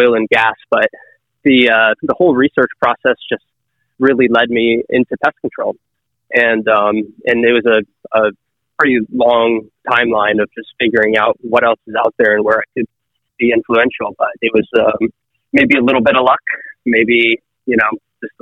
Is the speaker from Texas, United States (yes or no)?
no; Northern Michigan, United States; moved away; I'm from Northern Michigan originally